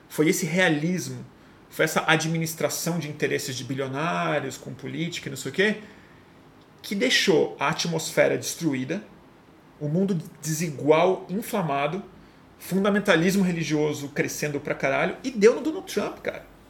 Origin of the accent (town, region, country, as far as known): Brazil